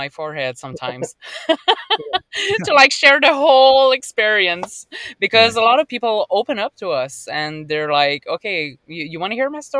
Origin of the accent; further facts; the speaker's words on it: Caraquet, New Brunswick, Canada; moved away as an adult; also born or lived in Montreal / Ottawa; I'm from Caraquet, and we're going to celebrate the 15th of August in my city.